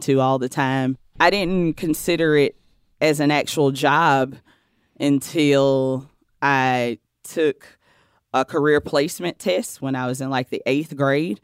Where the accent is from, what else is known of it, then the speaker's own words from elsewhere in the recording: Cheraw, South Carolina, United States; now in New York, United States; I'm from a rural, small town in South Carolina called Shaw. South Carolina